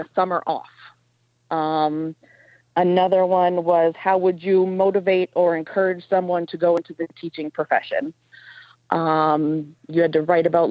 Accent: Escanaba, Michigan, United States; moved away as an adult; also born or lived in Houghton, Michigan / Calumet, Michigan; now in Lake Linden, United States; I'm originally from Escanaba. I grew up in Escanaba

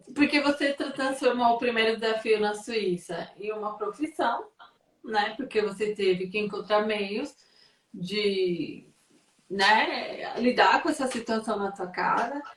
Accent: São Paulo, Brazil; now in Portugal; eu sou paulista, eu nasci em São Paulo

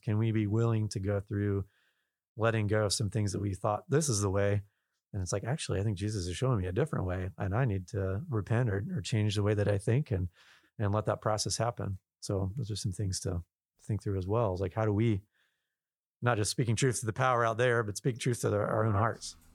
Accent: Southwest Virginia, United States; I'm living here and I'm born and raised in Southwest Virginia

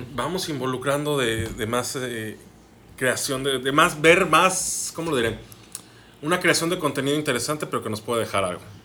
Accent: Mexico City, Mexico; moved away as an adult; now in Hermosillo, Mexico; Yo que soy chilango, yo que vengo de la Ciudad de México, ya tengo casi ocho años viviendo aquí en Hermosillo

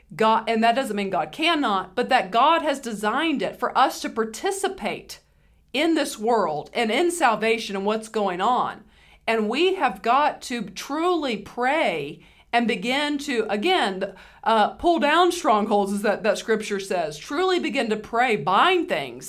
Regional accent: United States; we're American

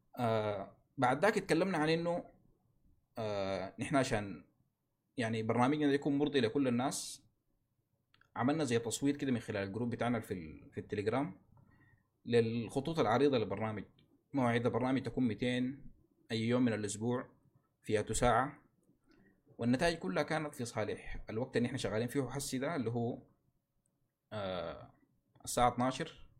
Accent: Sudan; نحن كسودانيين

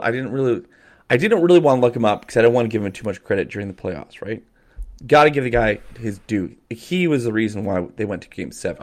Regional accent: Calgary, Alberta, Canada; I grew up in Calgary

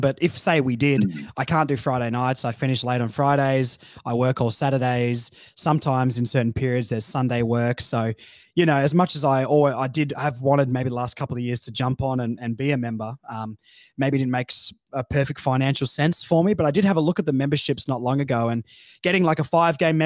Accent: Tamar Valley, Tasmania, Australia; Down in Tassie growing up, I grew up in the Tamar Valley down there

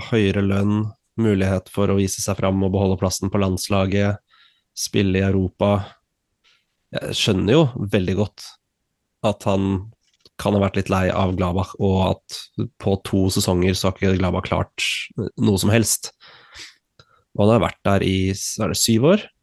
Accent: Switzerland; born there; jeg er født i Sveits, men uh, to statsborgerskap.

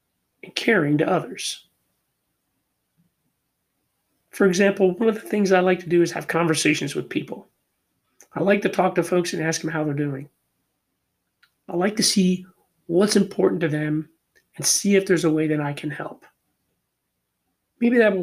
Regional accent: Philadelphia, Pennsylvania, United States; I'm born and raised in Philadelphia

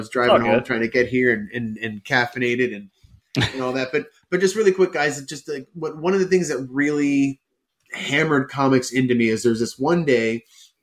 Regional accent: Northern New Jersey, United States; moved away as an adult; also born or lived in Allendale, New Jersey; now in Los Angeles, United States; we were growing up in Northern New Jersey

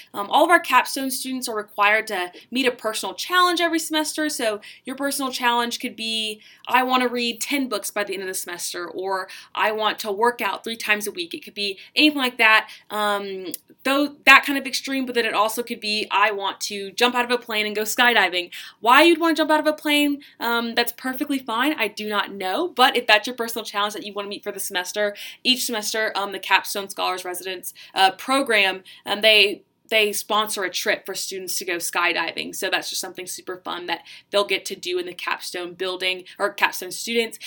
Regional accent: Charleston, South Carolina, United States; I'm from Charleston, South Carolina

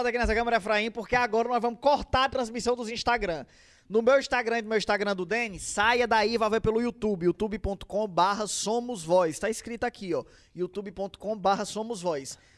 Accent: Fortaleza, Ceará, Brazil; born or raised there; also born or lived in Canindezinho

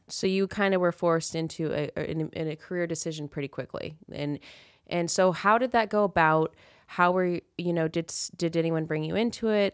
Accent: Kansas, United States; now in Las Vegas, United States; we've escaped. I escaped Kansas

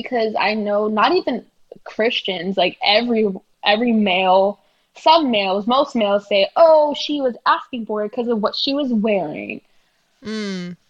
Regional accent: New York City, New York, United States; I'm from Brooklyn

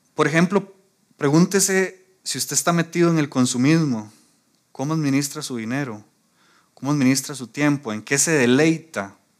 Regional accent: Costa Rica

